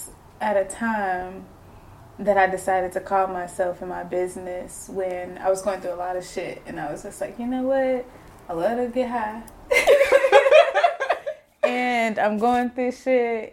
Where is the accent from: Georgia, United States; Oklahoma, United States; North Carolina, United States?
Oklahoma, United States; Tulsa; I'm from Tulsa, Oklahoma. North Tulsa.